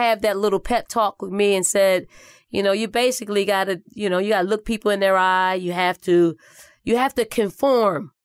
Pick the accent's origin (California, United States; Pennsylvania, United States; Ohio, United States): Pennsylvania, United States; Philadelphia; also born or lived in South Carolina; Growing up in North Philly and the projects called the Raymond Rosen Housing Projects